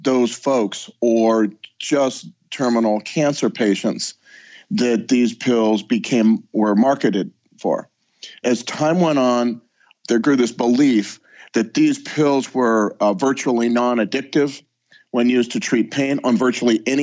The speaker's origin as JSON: {"language": "English", "region": "Southern California", "country": "United States", "said": "I am from Southern California. That's where I live"}